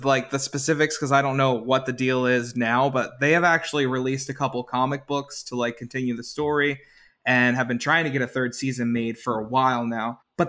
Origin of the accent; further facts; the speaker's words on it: Holliston, Massachusetts, United States; growing up in Adam's hometown of Holliston, basically.